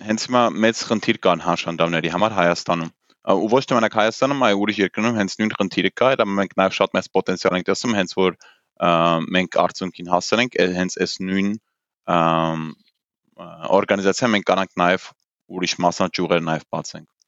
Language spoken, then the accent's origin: Armenian; England, United Kingdom; also born or lived in Germany; ես Գերմանիա ու Անգլիայում եմ մեծացել, այսինքն դպրոցը ու համալսարանը ավարտել եմ Անգլիայում